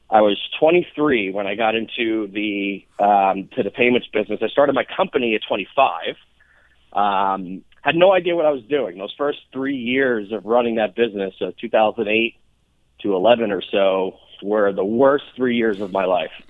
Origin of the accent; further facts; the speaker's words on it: New York, United States; I am from New York originally.